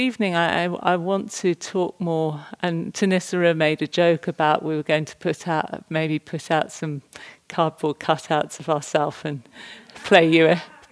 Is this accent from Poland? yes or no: no; England, United Kingdom; me as an English person